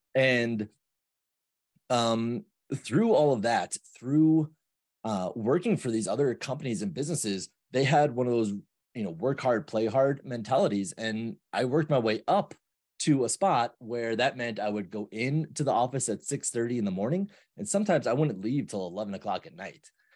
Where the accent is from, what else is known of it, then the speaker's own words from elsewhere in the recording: New York, United States; moved away as an adult; now in Denver, United States; I grew up in New York